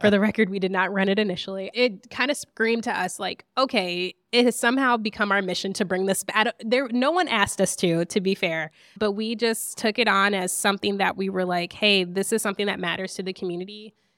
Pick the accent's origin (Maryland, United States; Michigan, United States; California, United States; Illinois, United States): Michigan, United States; Lansing; I grew up in Lansing, Michigan